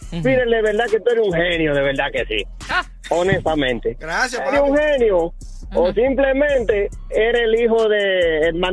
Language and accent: Spanish; Dominican Republic; yo soy dominicano.